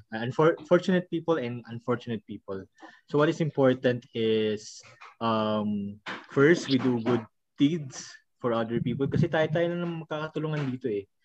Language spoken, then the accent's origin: Tagalog; Philippines; we're a third world country